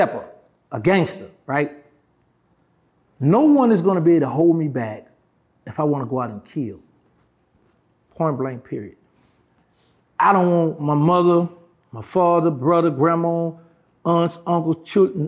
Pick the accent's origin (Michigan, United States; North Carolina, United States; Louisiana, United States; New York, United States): Louisiana, United States; New Orleans; New Orleans, somewhere I was born and raised, I was born in Charity Hospital